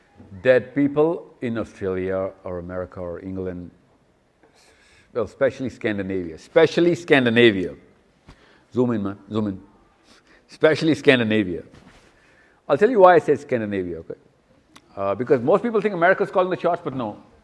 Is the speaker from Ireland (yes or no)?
no; Pakistan; I'm a Pakistani.